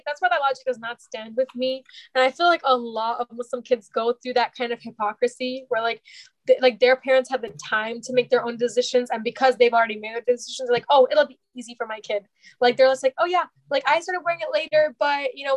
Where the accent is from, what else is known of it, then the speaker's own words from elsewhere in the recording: United States; growing up in America